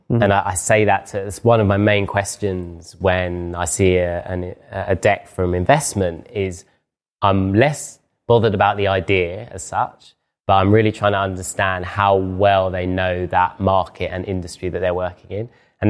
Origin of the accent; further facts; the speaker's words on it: London, United Kingdom; I talk very London-centric, like I'm from London and I work in London.